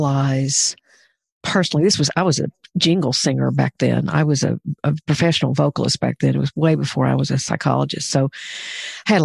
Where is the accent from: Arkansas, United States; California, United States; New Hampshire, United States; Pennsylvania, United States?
Arkansas, United States; Pine Bluff; I grew up in Pine Bluff, Arkansas